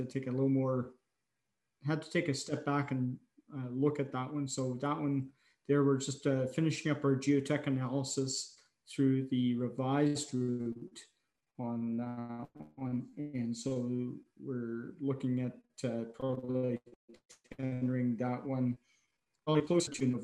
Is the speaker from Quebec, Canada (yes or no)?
no; Alexandria, Ontario, Canada; now in Peace River, Canada; my hometown of Alexandria, Ontario